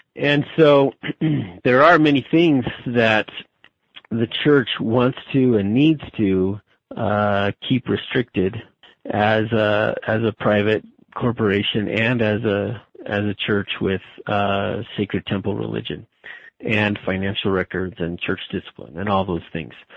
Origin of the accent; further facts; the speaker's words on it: Albuquerque, New Mexico, United States; moved away as an adult; also born or lived in Utah / Arizona; I was born and raised in Albuquerque, New Mexico